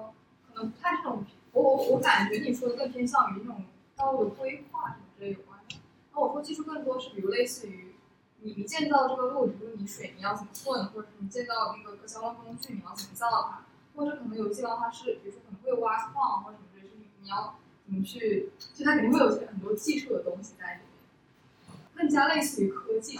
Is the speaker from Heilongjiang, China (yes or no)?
yes; Harbin, Heilongjiang, China; 我小时候在哈尔滨长大的